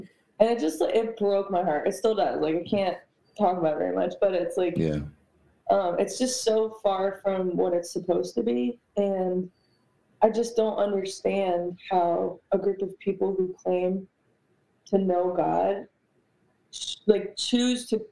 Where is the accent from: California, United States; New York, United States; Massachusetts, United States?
New York, United States; I come from New York. Like, I am 75% Puerto Rican.